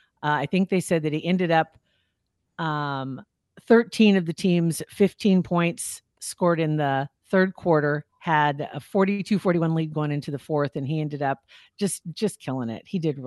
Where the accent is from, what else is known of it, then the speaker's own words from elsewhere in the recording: Ashland, Nebraska, United States; Ashland. Nebraska.